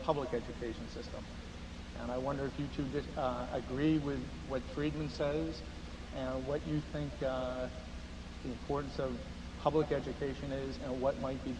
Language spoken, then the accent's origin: English; Cincinnati, Ohio, United States; I'm a shareholder, and I'm here from Cincinnati, Ohio.